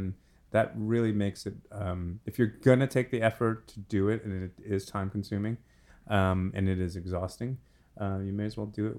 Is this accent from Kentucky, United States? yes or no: yes; Kentucky, United States; I'm from Kentucky. I can't say anything.